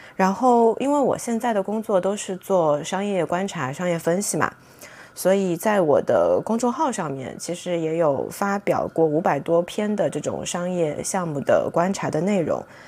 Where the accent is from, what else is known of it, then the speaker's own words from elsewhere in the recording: Shanghai, China; 我从小是在杨浦出生，所以其实大学路它几乎是陪伴我成长的一条路